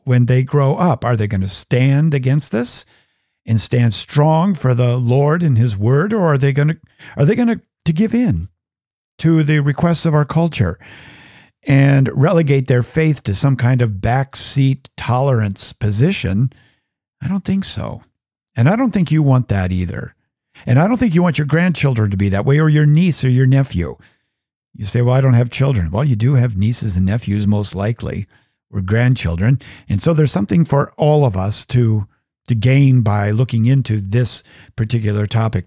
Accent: United States; I'm an American

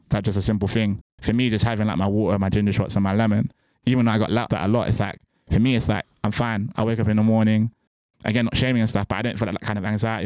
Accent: Bristol, South West England, United Kingdom; moved away; I'm from Bristol originally

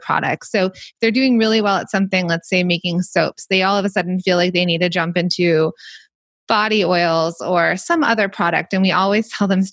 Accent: Los Angeles, California, United States; I grew up in the Valley where this all started.

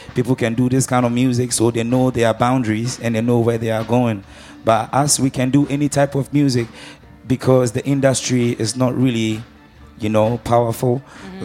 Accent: Ghana; I'm um, from Ghana

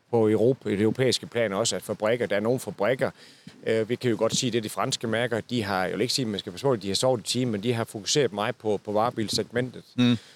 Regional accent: Southern Jutland, Southern Denmark, Denmark; jeg er fra det sønderjyske

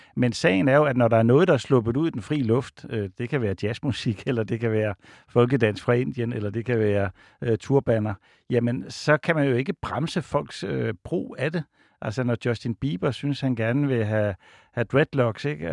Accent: Odense, Southern Denmark, Denmark; jeg er fra Odense

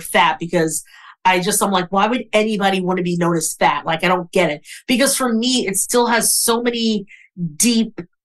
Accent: New York City, New York, United States; I'm from Brooklyn, New York.

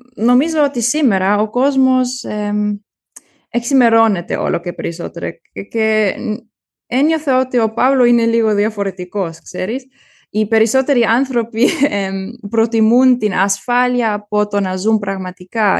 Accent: Germany; Greek is a second language; είμαι Γερμανίδα και Ελληνίδα

